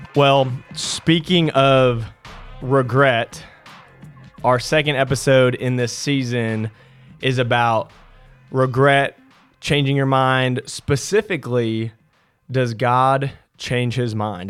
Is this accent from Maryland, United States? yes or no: no; California, United States; growing up in California